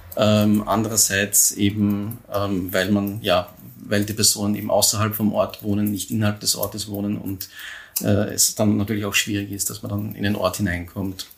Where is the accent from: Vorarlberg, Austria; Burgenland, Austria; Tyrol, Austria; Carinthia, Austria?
Burgenland, Austria; Neusiedl am See; ich äh, in Neusiedl am See aufgewachsen bin